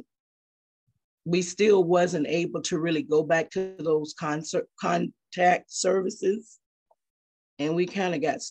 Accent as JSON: {"language": "English", "town": "Jacksonville", "region": "Florida", "country": "United States", "moved": "yes", "lives_now": "South Carolina, United States", "said": "our families, we're from Jacksonville, Florida"}